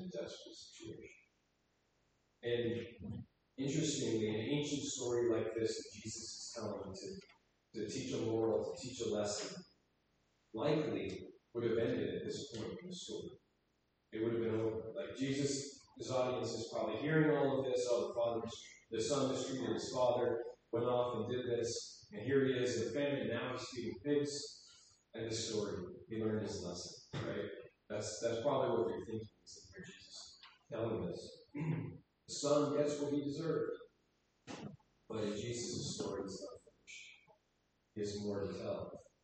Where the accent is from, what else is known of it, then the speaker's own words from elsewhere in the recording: New York City, New York, United States; moved away; I grew up in Brooklyn, so very exposed to the Jewish culture